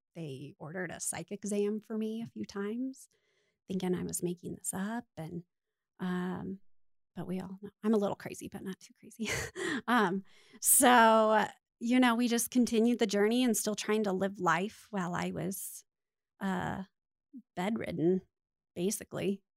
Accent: Littleton, United States; I was born and raised right here in Littleton, so I'm a Littleton girl

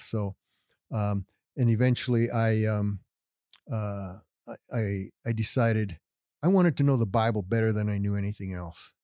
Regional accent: Littleton, Colorado, United States; I was born and raised here in, in Denver, Littleton

